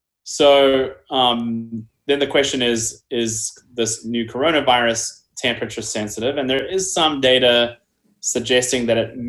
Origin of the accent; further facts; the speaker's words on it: New Zealand; moved away; my home country of New Zealand